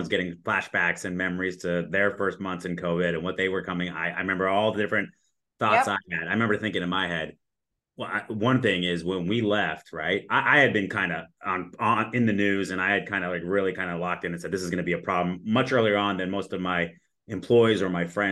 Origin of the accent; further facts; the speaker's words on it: Southern California, United States; now in Arizona, United States; I grew up in Southern California